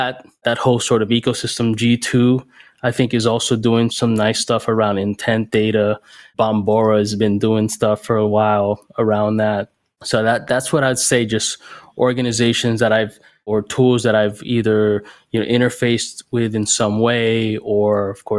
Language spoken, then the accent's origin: English; Miami, Florida, United States; moved away as an adult; also born or lived in Bay Area / New York City; I'm based in Miami now. I'm from Miami originally, but I went out to the Bay Area and New York City and a couple other areas back in the day